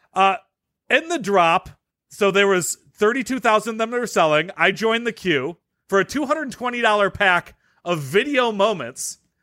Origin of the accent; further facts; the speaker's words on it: Detroit, Michigan, United States; I'm from Detroit